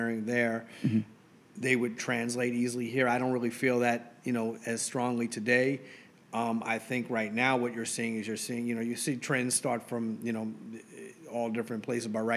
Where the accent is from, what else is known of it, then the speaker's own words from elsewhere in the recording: New York City, New York, United States; also born or lived in Long Island, New York / Arizona; I was born and raised in Queens, and then I moved to Long Island for high school